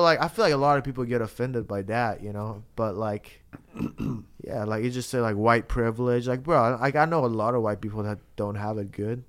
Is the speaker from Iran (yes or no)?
yes; Iran; now in United States; I'm from Iran.